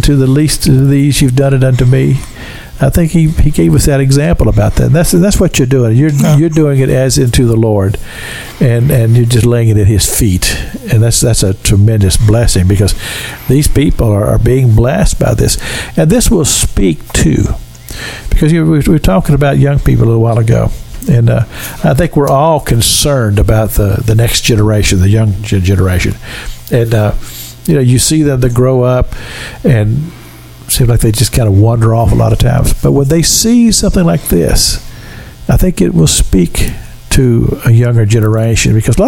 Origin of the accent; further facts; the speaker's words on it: Kentucky, United States; moved away as an adult; also born or lived in Pensacola, Florida; now in Florida, United States; I'm from Kentucky. We don't have mullet in Kentucky, and we don't have grits